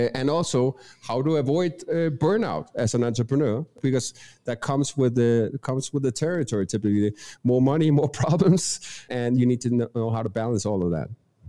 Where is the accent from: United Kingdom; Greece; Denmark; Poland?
Denmark; English is a second language; moved away as an adult; now in Medellín, Colombia; I'm originally from Denmark, Europe, hence the accent. I've been living abroad the last 15 years doing business predominantly in US. Currently reside in Colombia, Medellín.